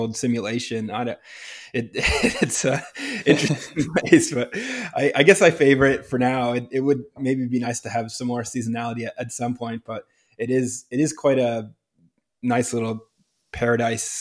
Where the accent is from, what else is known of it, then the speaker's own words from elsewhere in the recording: New Hampshire, United States; moved away as an adult; now in Los Angeles, United States; I grew up in New Hampshire on the East Coast in New England